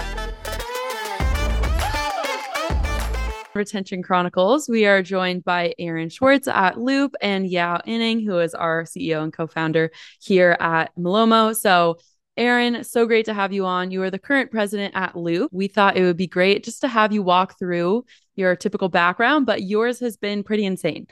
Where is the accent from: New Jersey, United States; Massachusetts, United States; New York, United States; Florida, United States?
New Jersey, United States; I'm from New Jersey